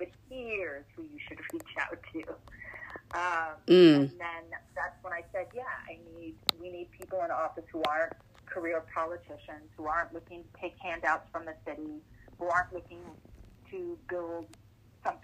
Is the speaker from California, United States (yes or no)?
yes; Los Angeles, California, United States; moved away as an adult; now in Baltimore, United States; Originally, I am from Los Angeles, California. And now I've been living in Baltimore for 15 years